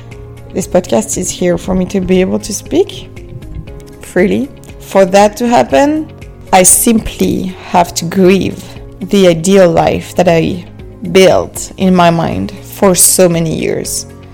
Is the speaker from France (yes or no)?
yes; France; moved away as an adult; also born or lived in Dallas, Texas, United States; I love Texas, I love Dallas, but I'm also French.